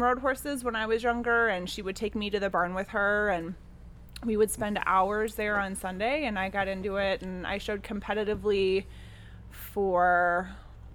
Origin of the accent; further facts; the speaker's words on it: Chicago, Illinois, United States; I grew up in Chicago itself, like downtown Chicago